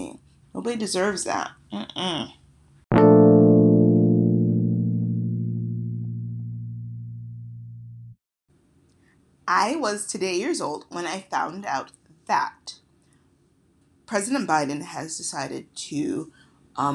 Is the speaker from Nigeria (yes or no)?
yes; Nigeria; now in United States; I'm Nigerian